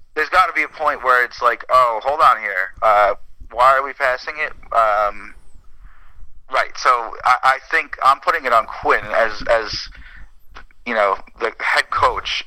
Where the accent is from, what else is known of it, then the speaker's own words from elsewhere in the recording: Nassau County, New York, United States; moved away as an adult; now in Medford, United States; I am a New Yorker forever